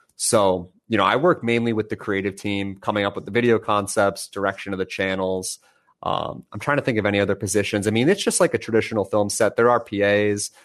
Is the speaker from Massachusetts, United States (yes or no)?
yes; Boston, Massachusetts, United States; moved away as an adult; now in Texas, United States; I'm from Boston